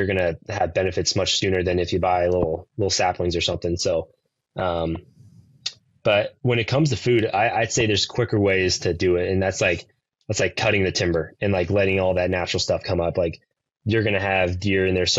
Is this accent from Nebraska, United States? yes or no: yes; Nebraska, United States; now in Kansas, United States; even though we're in Kansas, we've just like, we grew up in Nebraska